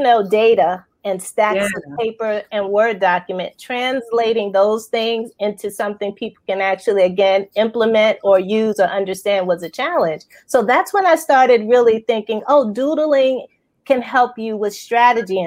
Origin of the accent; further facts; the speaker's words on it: New York, United States; now in Baltimore, United States; New York standards, because that's my hometown